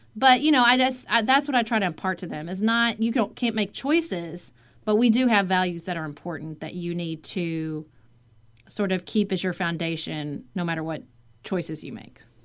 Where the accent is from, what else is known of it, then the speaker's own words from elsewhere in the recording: Paducah, Kentucky, United States; moved away as an adult; also born or lived in Washington, D.C.; my hometown of Paducah, Kentucky